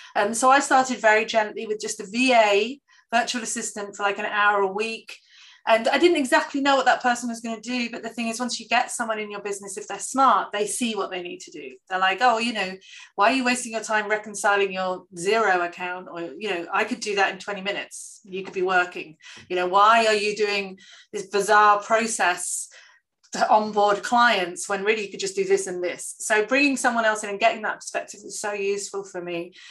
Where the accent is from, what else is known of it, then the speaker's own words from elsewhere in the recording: the north of England, United Kingdom; I'm very British and I'm very Northern English